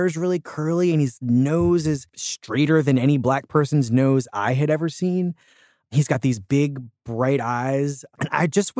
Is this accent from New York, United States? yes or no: no; Philadelphia, Pennsylvania, United States; I grew up poor in Philadelphia